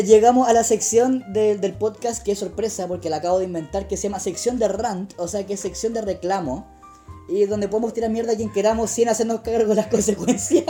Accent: Chile

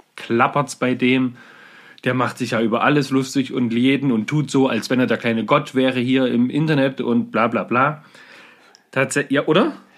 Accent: Germany; bei uns in Deutschland

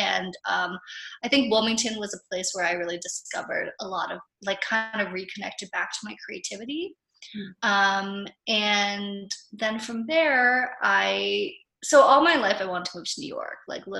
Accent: Philippines; being someone who was like half American, half Japanese growing up in the Philippines, there was a lot of like identity crises happening and not knowing totally who I was.

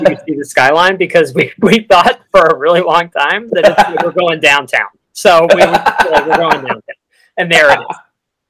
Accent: Philadelphia, Pennsylvania, United States; I'm from Philadelphia.

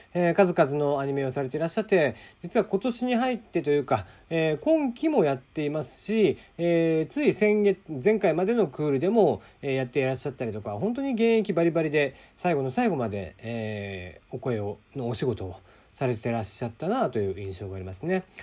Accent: Kyushu, Japan; 九州出身ですので

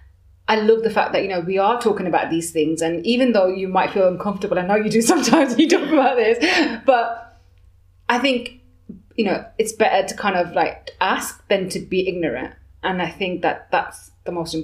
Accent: Birmingham, West Midlands, United Kingdom; moved away as an adult; now in Bath, United Kingdom; I'm from Birmingham and I'm moving to Bath

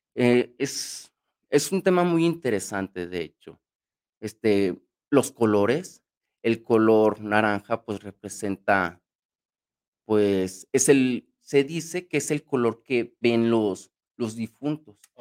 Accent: Mexico; para nosotros los mexicanos, yo como mexicano

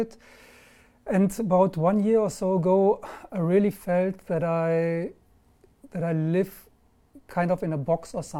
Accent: Germany; English is a second language; also born or lived in London; now in Marbella, Spain; I'm German. I live in Marbella

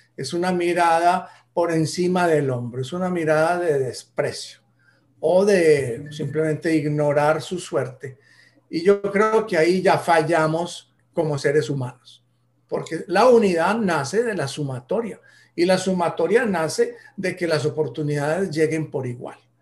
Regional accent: Colombia; en Colombia somos tan diferentes de norte

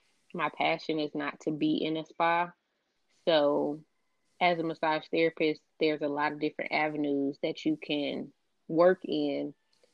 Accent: Lithonia, Georgia, United States; also born or lived in Riverside, California; I was raised in Lithonia, Georgia. But for the most part, I've been here my whole life.

